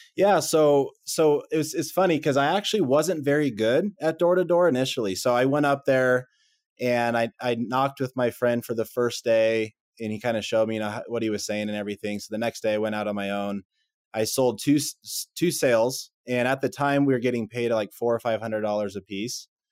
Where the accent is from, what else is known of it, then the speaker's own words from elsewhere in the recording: Texas, United States; moved away as an adult; also born or lived in Utah; I'm from Texas originally